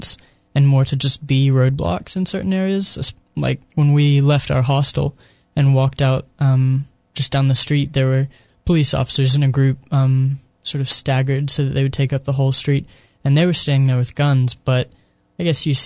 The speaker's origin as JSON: {"language": "English", "country": "United States"}